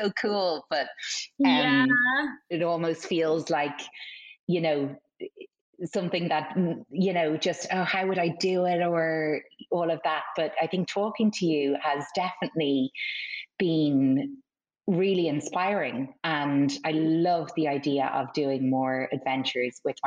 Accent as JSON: {"language": "English", "country": "Ireland", "said": "it's my home country"}